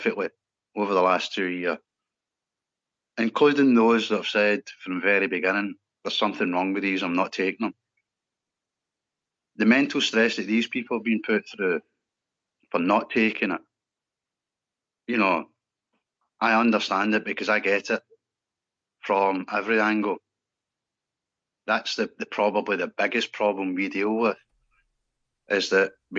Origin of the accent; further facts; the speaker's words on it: Scotland, United Kingdom; I'm a Scottish lad.